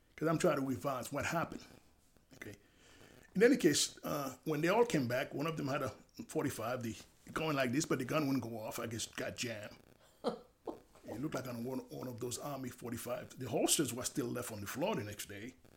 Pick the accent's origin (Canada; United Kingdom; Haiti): Haiti; now in United States; I'm from Haiti